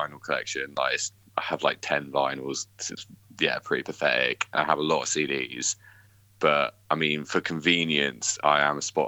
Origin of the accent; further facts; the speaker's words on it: Bournemouth, South West England, United Kingdom; I'm from Bournemouth, and there's like a nice beach in Bournemouth. I'm very happy with where I live.